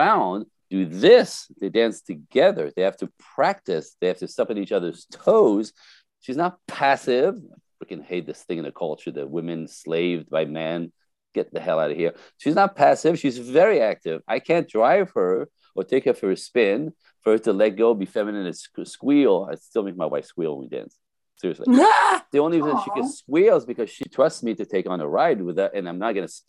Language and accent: English; Canada; first language French; English is a second language; now in Los Angeles, United States; I am French-Canadian originally. French, first language.